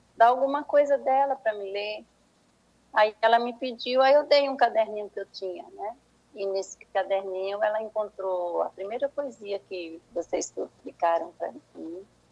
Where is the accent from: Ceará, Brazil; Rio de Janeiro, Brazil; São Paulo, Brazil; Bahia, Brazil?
Bahia, Brazil; Senhor do Bonfim; foi na cidade de Senhor do Bonfim, onde eu fui criada